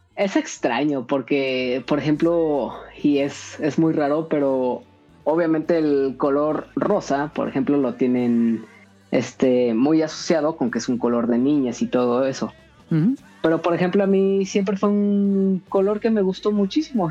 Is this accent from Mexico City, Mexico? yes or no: no; Cuernavaca, Morelos, Mexico; soy de Cuernavaca